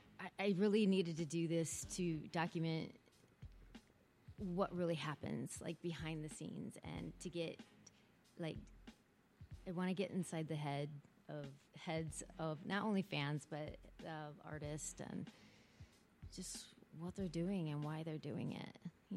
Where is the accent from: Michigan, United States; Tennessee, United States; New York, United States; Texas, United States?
Michigan, United States; Detroit; now in Los Angeles, United States; Well, I'm from Detroit.